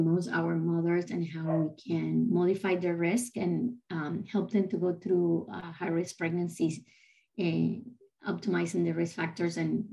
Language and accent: English; Caracas, Capital District, Venezuela; English is a second language; moved away as an adult; now in United States; I'm originally from Caracas, Venezuela. I did my medical school there. So, and then I came to the States late 90s.